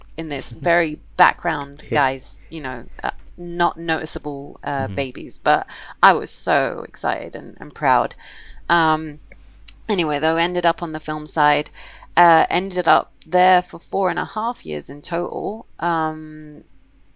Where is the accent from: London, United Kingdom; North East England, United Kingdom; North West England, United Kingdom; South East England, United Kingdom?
London, United Kingdom; I was born and raised in London, Camden Town.